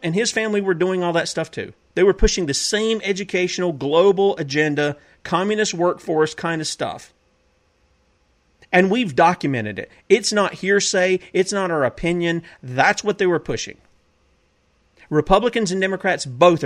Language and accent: English; South Carolina, United States; my home state of South Carolina.